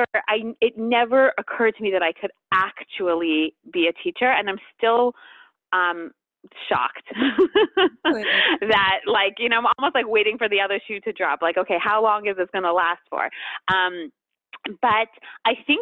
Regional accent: Montreal, Quebec, Canada; also born or lived in tri-state area (New York area), United States; now in United States; we live in the tri-state area, but I'm actually from Montreal. That's why I say Montreal

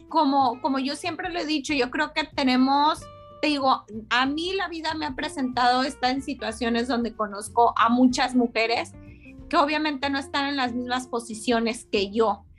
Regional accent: Zamora, Michoacán, Mexico; Soy originaria de Zamora, Michoacán

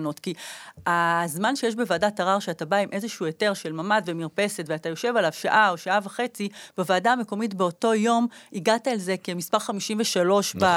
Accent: Jerusalem, Jerusalem District, Israel; אני גדלתי בירושלים, בקטמון

